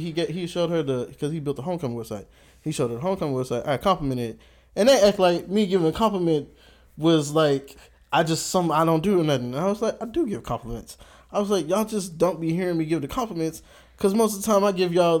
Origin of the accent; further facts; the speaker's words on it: Houston, Texas, United States; Wasn't born here. I was born in Houston